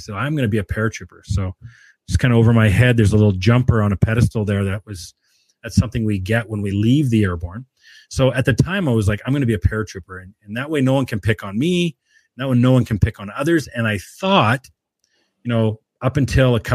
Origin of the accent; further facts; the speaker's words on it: Williams Lake, British Columbia, Canada; moved away; also born or lived in Edmonton / Calgary; I'm born and raised in Williams Lake, BC, grew up with my mother, my grandmother